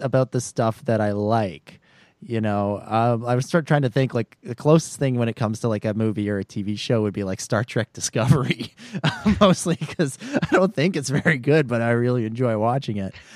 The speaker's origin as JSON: {"language": "English", "country": "Canada", "said": "as a Canadian"}